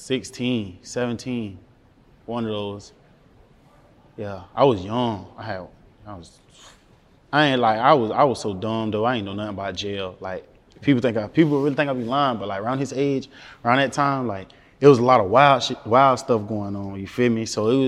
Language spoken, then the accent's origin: English; Jacksonville, Florida, United States; I'm from Jacksonville. I'm on the north side of Jacksonville.